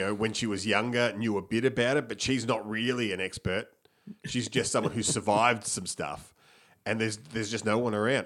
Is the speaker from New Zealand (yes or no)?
no; Melbourne, Victoria, Australia